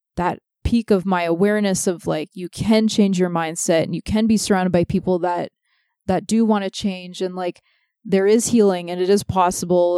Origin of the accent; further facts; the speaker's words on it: Toronto, Ontario, Canada; We grew up in Toronto